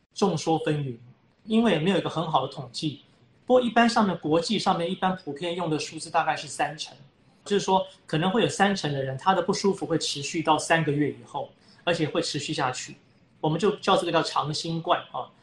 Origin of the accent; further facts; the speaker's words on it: Taiwan; 我们台湾人